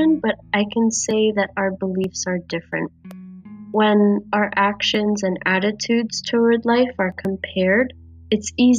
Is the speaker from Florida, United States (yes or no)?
yes; Florida, United States; I'm from Florida, USA